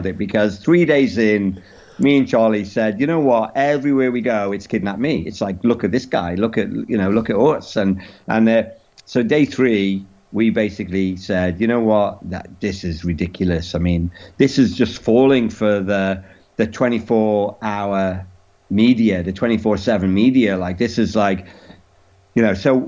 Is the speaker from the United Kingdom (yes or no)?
yes; England, United Kingdom; we're from England